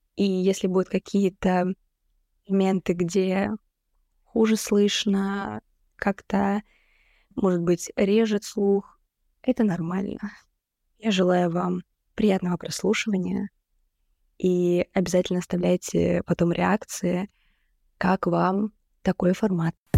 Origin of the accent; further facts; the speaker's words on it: Rostov-on-Don, Rostov Oblast, Russia; now in Saint Petersburg, Russia; я из Ростова-на-Дону